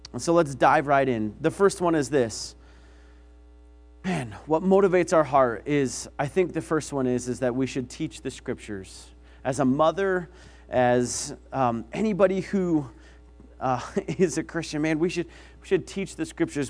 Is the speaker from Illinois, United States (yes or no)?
no; Billings, Montana, United States; I grew up in Billings